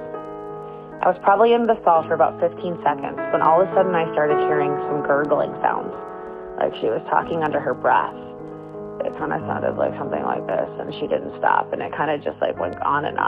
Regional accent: Minnesota, United States; I'm in eighth grade, and I'm from Minnesota

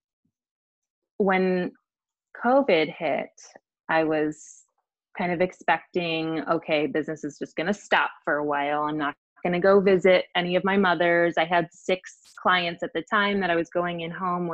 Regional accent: Chicago, Illinois, United States; now in Kansas City, United States; I'm originally from Chicago and never ever thought I would live in Missouri

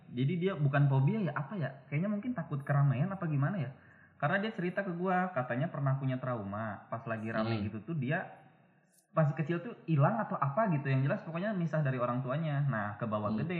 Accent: Gondang Wetan, East Java, Indonesia; Bang mau nitip salam dong buat temen-temen tim sepak bola kampungku Persetan Gondang Wetan

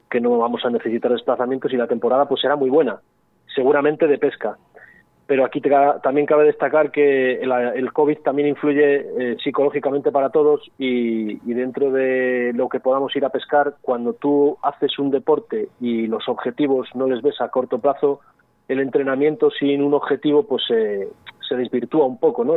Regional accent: Spain; somos españoles

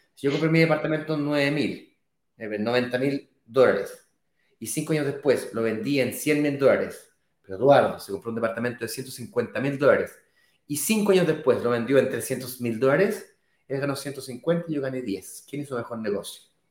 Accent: Chile; now in Brazil

